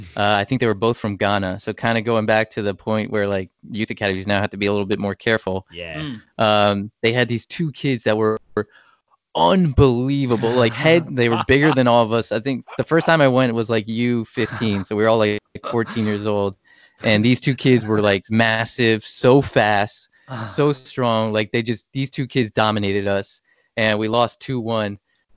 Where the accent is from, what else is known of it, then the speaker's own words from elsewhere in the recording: New Jersey, United States; now in Texas, United States; I grew up in New Jersey